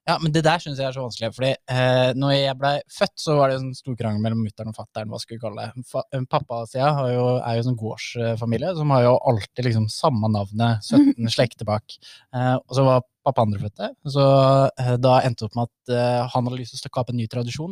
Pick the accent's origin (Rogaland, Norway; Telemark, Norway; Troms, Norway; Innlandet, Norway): Innlandet, Norway; Gjøvik; Jeg er ikke bare Gjøvik-gutt, jeg er Kopperud-gutt